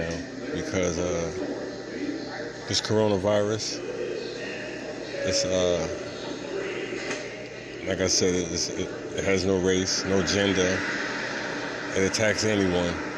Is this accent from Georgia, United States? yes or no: no; New York City, New York, United States; moved away; for my whole life growing up in New York